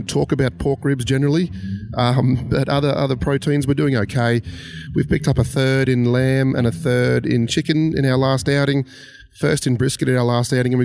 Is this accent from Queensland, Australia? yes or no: yes; Lockyer Valley, Queensland, Australia; we're from the Lockyer Valley